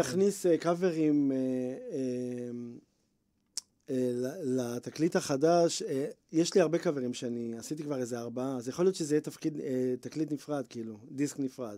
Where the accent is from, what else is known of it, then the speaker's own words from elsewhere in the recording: Bnei Brak, Tel Aviv District, Israel; גדלתי בבית חרדי בבני ברק